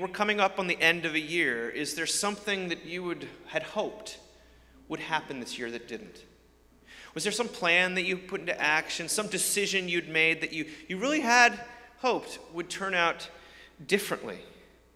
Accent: outside New York, United States; I grew up outside New York amongst a group of people that were rooting for the winners

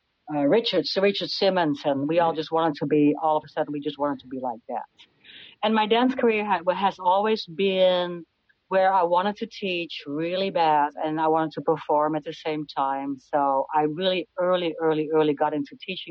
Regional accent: Netherlands; moved away as an adult; also born or lived in Amsterdam, Netherlands; now in Scurry, United States; I was born in the Netherlands, near to the German border

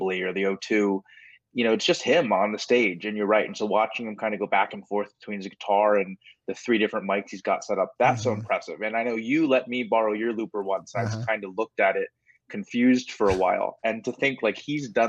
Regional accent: Maryland, United States; I'm from Maryland

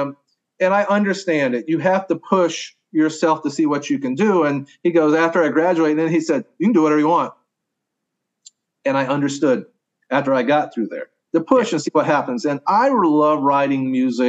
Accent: Augusta, Georgia, United States; moved away as an adult; also born or lived in Tennessee / North Dakota; now in Oklahoma, United States; I grew up in Augusta, Georgia, right on the Savannah River on the eastern side of South Carolina

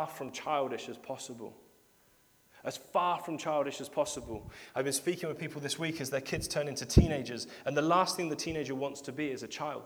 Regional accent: United Kingdom; we're British and we queue a lot

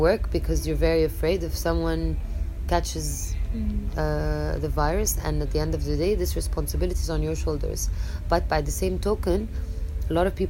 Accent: Chicago, Illinois, United States; born there; But then again, I mean, I was born in Chicago.

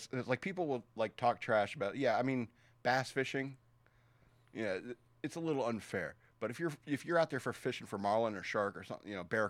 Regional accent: Australia; I'm from Australia, mate.

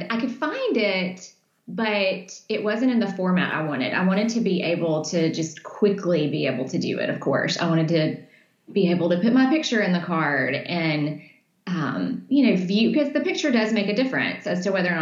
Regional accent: Birmingham, Alabama, United States; I'm from Birmingham

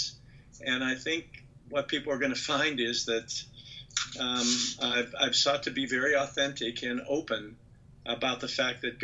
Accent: Western Pennsylvania, United States; I grew up in the Western Pennsylvania coal fields.

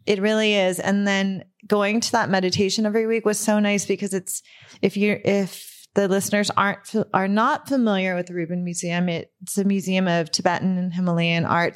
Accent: Burbank, California, United States; I grew up in Burbank.

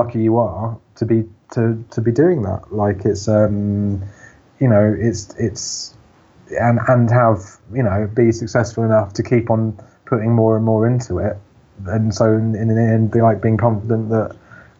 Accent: Bedford, East of England, United Kingdom; I grew up in Bedford. I grew up in a farm on the outskirts, in a little village down a very long road.

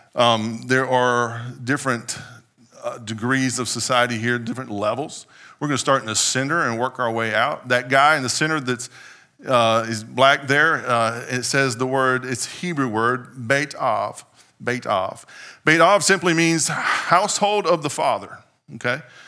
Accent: United States; as an American in twenty-first century

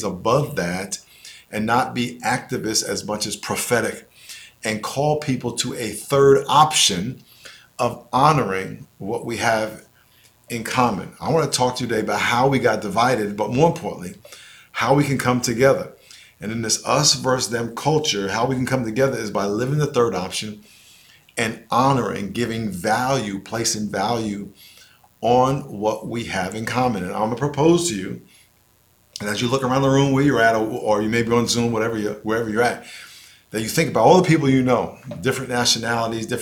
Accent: New York, United States; moved away; also born or lived in San Diego; I grew up in New York in a neighborhood called Lakeview, which was mostly black

